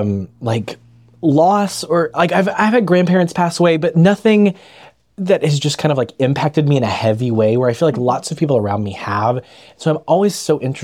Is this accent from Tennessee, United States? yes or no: yes; near Memphis, Tennessee, United States; moved away as an adult; also born or lived in Jackson, Tennessee; now in Chattanooga, United States; I grew up in Cairoville, Tennessee, right outside of Memphis